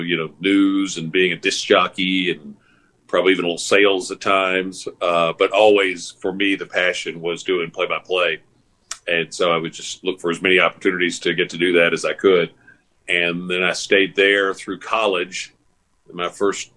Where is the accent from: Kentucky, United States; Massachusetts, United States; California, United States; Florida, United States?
Kentucky, United States; Paris; I grew up in Paris, about a half hour north of Lexington, a small town